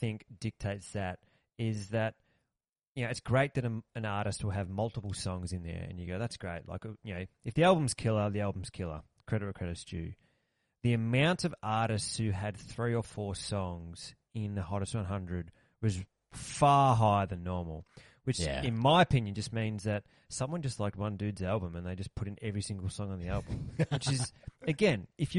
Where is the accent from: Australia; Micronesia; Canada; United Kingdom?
Australia